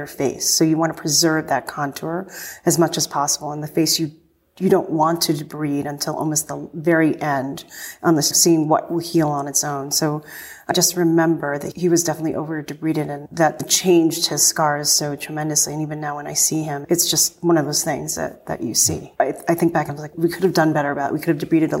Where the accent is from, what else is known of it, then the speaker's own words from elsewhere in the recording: Northeast, United States; I'm from the Northeast